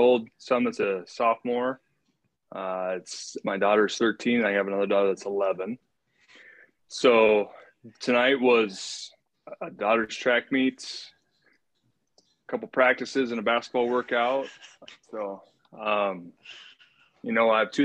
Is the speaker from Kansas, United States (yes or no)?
no; Jefferson, Iowa, United States; I grew up in Jefferson, Iowa.